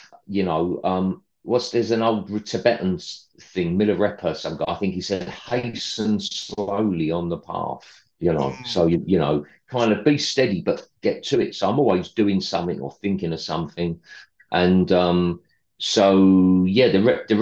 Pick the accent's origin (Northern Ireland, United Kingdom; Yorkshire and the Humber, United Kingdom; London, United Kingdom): London, United Kingdom; I'm from the East End of London originally